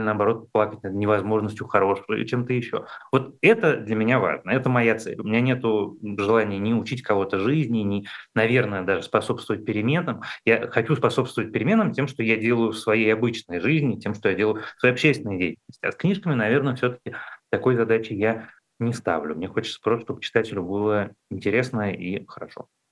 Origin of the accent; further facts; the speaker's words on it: Moscow, Russia; как москвич